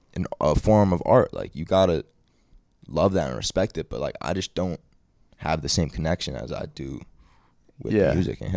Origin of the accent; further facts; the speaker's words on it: Australia; I'm there from Australia.